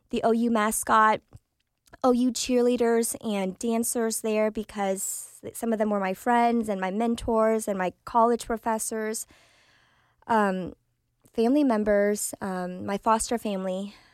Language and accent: English; Vietnam; Okay, so um, I am a refugee from Vietnam. So I was born in Vietnam, and my parents, this was their second marriage.